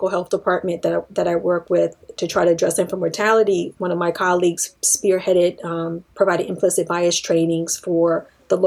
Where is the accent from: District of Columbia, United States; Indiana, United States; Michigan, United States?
District of Columbia, United States; Washington; I grew up in Washington, D.C.